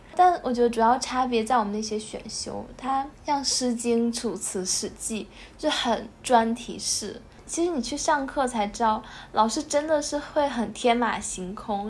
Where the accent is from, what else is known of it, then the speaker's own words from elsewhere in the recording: China; also born or lived in Taipei; 按照我大陆人的想法的话